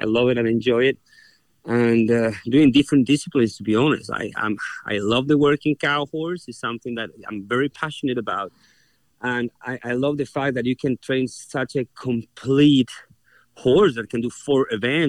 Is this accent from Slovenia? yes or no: no; Concepción, Biobío, Chile; moved away as an adult; also born or lived in Australia; now in United States; I was born in Chile, in the city of Concepcion, which means conception. My family's been from that area since ever